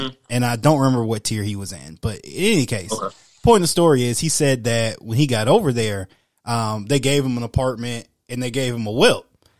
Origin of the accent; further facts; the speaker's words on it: East Point, Georgia, United States; moved away; also born or lived in Milwaukee; I'm a big city dude. Like I grew up in East Point, which is a suburb of Atlanta, which is, you know, 5 minutes from the Atlanta city. And I can't do, like, I lived in Milwaukee and that was a little too small for me.